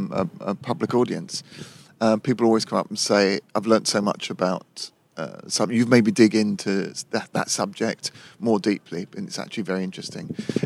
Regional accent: London, United Kingdom; I'm born and raised here, and it's an ancient city.

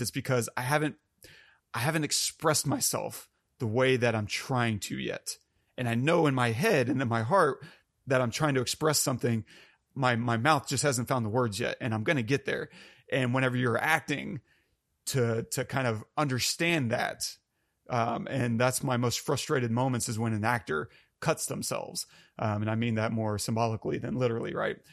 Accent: United States; I'm very American and white

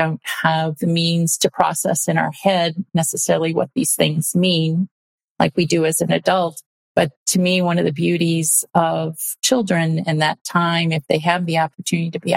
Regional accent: Midwest, United States; So as a young kid, I grew up in the Midwest, and about third grade, we moved from the city to the country

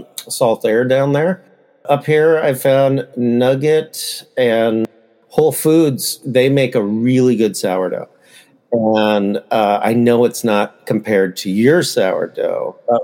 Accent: Bay Area, California, United States; now in Sacramento, United States; I'm from the Bay Area

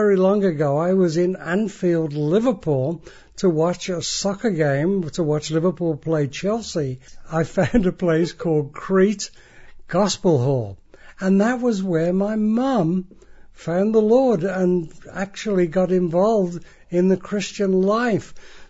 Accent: Nigeria; born there; Most of you now know that I was born in Nigeria

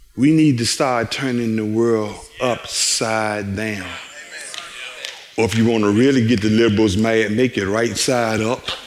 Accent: Richmond, Virginia, United States; six feet 11 skinny kids from Richmond, Virginia

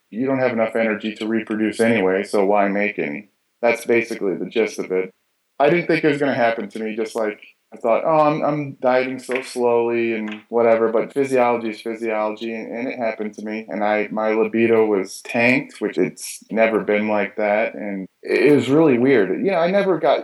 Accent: Michigan, United States; I grew up in Michigan in the States

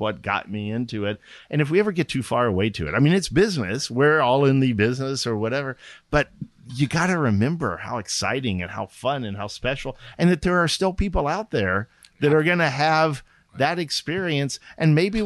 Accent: Austin, Texas, United States; moved away as an adult; also born or lived in San Antonio, Texas / Dallas, Texas; now in California, United States; I grew up in Austin.

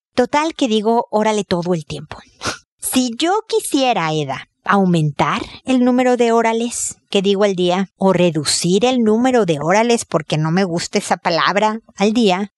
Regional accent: Mexico; moved away as an adult; now in Chile; Cuando recién llegué a Chile a vivir, yo soy mexicana, tengo muchos años ya viviendo en Chile

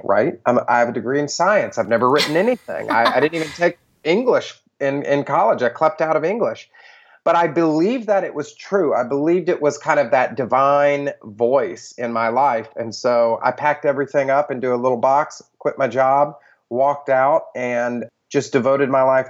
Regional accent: Atlanta, Georgia, United States; moved away as an adult; now in New York City, United States; I grew up in the Bible Belt in Atlanta, Georgia

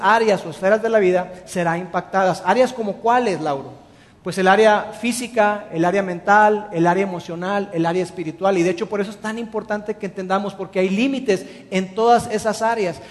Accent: Mexico; los mexicanos somos extraordinarios en el servicio al cliente

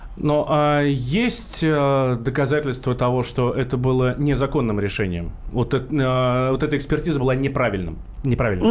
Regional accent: Moscow, Russia; Как простой москвич, как простой обыватель

